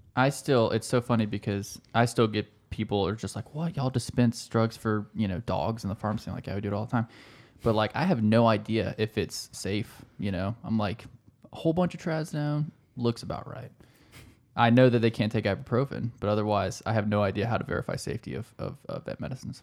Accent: South Carolina, United States; We're from South Carolina

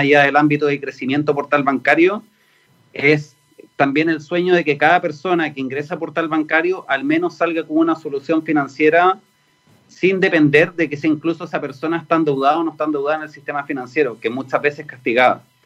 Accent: Chile; en Chile somos un mercado chiquitito piloto, que somos 20 millones

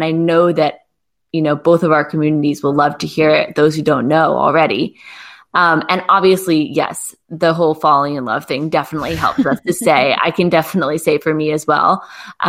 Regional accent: United States; moved away as an adult; now in France; I'm just American.

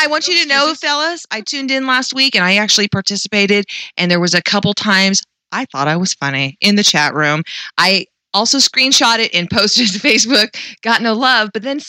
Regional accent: Pacifica, California, United States; That's where I grew up. That's my hometown. Moved all these times, but my dad stayed there, so I considered it my hometown.

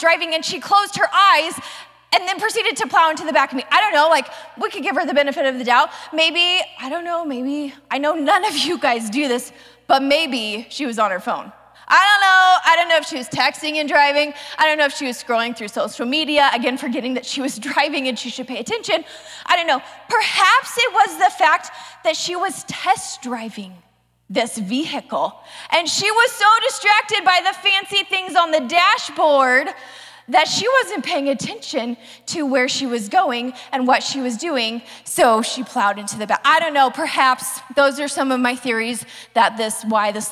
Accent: the South, United States; I was raised in the South.

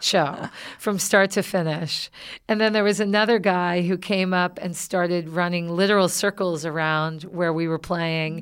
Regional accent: the South, United States; moved away; I'm originally from the South

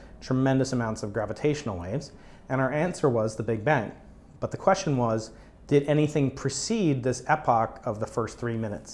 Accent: New York, United States; now in San Diego, United States; I'm from New York

